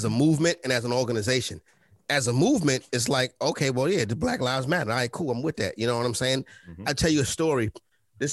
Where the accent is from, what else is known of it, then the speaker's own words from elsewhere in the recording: New York City, New York, United States; I grew up on Sugar Hill